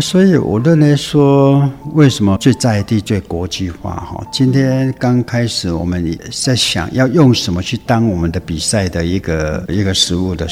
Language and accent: Chinese; Guiren, Tainan, Taiwan; 我们归人的这些乡亲们